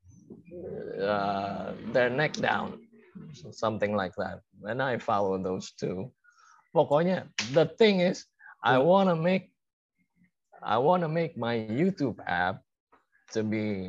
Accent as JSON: {"language": "English", "country": "Indonesia", "said": "I'm from Indonesia."}